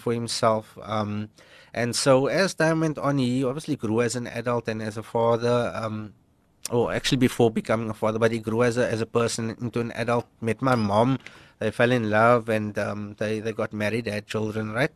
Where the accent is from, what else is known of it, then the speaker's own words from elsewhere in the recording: Cape Town, Western Cape, South Africa; We grew up in Bridgetown